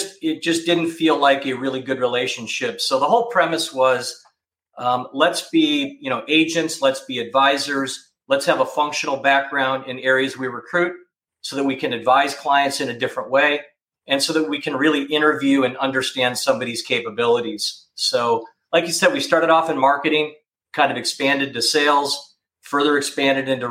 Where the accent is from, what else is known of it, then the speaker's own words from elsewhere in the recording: Minneapolis, Minnesota, United States; moved away as an adult; also born or lived in Hanover, New Hampshire / Cincinnati, Ohio; I grew up in Minneapolis